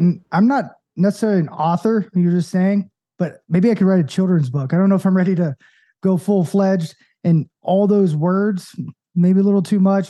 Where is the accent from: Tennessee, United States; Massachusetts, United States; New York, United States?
Tennessee, United States; Knoxville; I'm from Knoxville